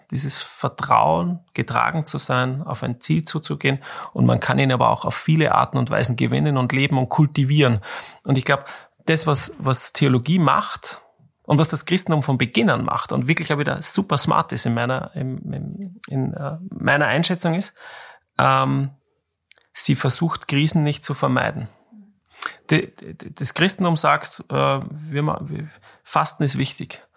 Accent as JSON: {"language": "German", "country": "Austria", "said": "als Österreicher"}